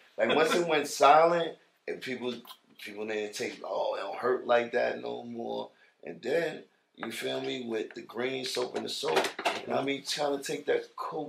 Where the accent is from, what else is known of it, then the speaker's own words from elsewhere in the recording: New York City, New York, United States; also born or lived in Queens / the Bronx / Bed-Stuy, Brooklyn / Jamaica (ancestry); I am from the whole New York. The only place that really can't claim me is probably Staten Island.